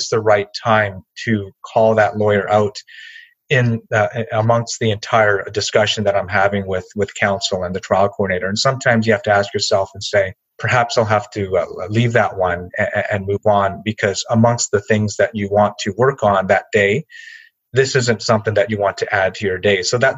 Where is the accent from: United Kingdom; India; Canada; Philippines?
Canada; not easy, I think, especially for many of us as Asian Canadian lawyers, because it really goes to the heart of who we are as people.